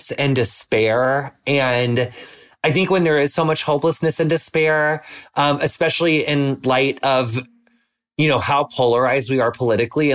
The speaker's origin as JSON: {"language": "English", "country": "United States", "tie": "born or raised there", "said": "public school growing up in the United States"}